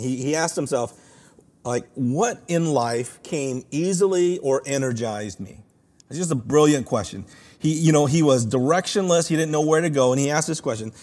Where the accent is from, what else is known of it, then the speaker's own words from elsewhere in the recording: Los Angeles, California, United States; my hometown school here at U C L